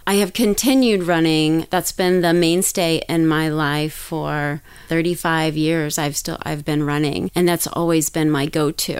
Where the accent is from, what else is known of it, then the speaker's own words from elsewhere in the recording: Daytona Beach, Florida, United States; now in California, United States; I grew up in Daytona Beach, Florida